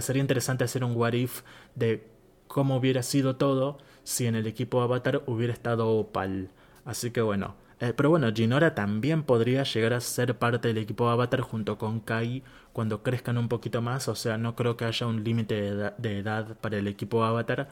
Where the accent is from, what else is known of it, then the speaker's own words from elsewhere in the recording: Argentina; soy argentino.